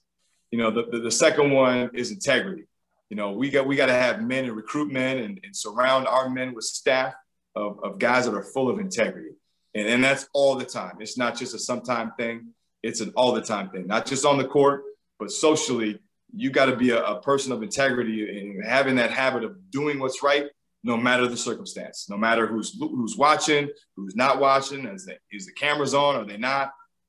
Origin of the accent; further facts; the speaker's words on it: Georgia, United States; I was from Georgia. I worked at Xavier before I was here